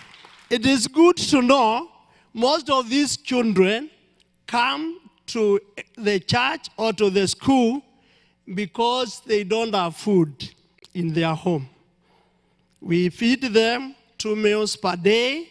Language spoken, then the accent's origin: English; Nairobi, Kenya; I come from Nairobi